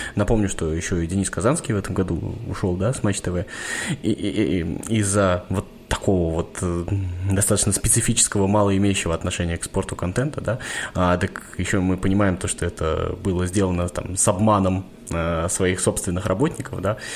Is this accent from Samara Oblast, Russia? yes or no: yes; Samara, Samara Oblast, Russia; я сам из Самары